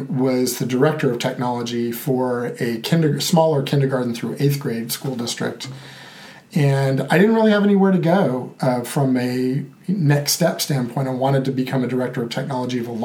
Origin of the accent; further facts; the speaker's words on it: Bakersfield, California, United States; I'm from originally from Bakersfield, California